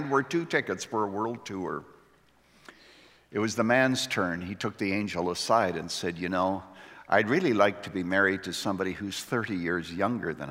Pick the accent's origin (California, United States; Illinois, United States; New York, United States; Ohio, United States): Illinois, United States; Chicago; I come from Chicago